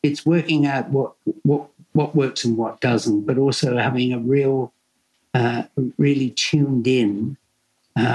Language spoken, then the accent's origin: English; Devon, South West England, United Kingdom; also born or lived in Melbourne, Australia; now in Australia; I come from Devon originally and it's, you know, food is very important down there